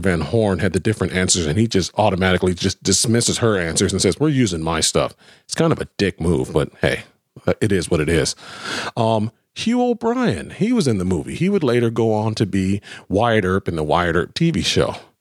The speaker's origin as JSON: {"language": "English", "town": "Abilene", "region": "Texas", "country": "United States", "tie": "born or raised there", "said": "I'm a Texan. I was born in Abilene, Texas, on Dyess Air Force Base. So I'm a Texan"}